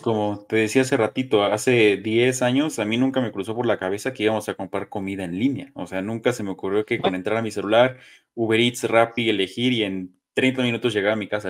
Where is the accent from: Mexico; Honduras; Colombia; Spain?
Mexico; Soy mexicano, crecí con papás mexicanos